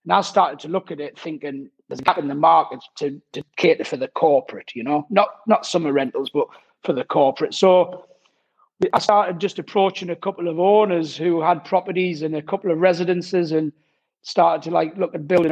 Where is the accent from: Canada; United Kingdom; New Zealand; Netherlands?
United Kingdom; Durham, North East England; moved away as an adult; now in France; originally I'm from Durham